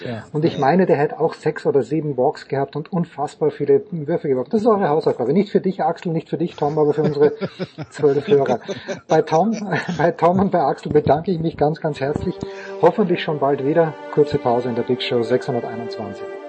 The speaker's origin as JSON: {"language": "German", "country": "Austria", "moved": "yes", "said": "aus meinem Heimatland, zu dem ich mich manchmal mehr hingezogen fühle, oft weniger hingezogen fühle"}